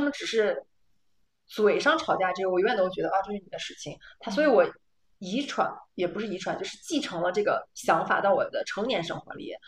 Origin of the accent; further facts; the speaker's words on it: China; moved away as an adult; now in Netherlands; 我们是中国人